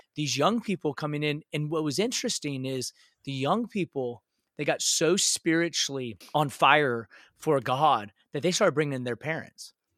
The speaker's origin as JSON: {"language": "English", "area": "a little city outside of Seattle", "region": "Washington", "country": "United States", "tie": "born or raised there", "moved": "yes", "lives_now": "Dallas, United States", "said": "I grew up in a little city outside of Seattle, uh, Washington and uh, so grew up in the Northwest."}